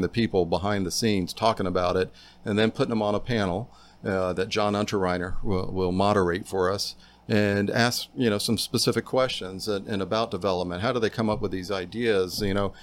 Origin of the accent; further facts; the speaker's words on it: Tampa, Florida, United States; moved away; my South Tampa, where I grew up